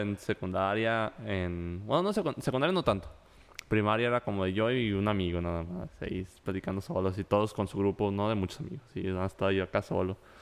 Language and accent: Spanish; Mexico